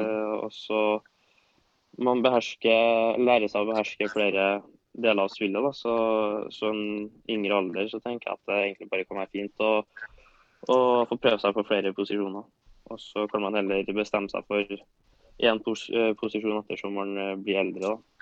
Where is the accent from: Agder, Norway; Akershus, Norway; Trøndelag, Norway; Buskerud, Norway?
Trøndelag, Norway; now in Oslo, Norway; jeg er jo trønder